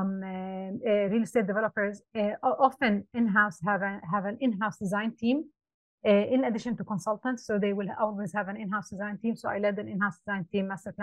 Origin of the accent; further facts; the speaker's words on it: Amman, Amman Governorate, Jordan; moved away as an adult; now in Dubai, United Arab Emirates; I was born in Amman, Jordan, and I moved here in 2005, and this has been home for the past 18 years.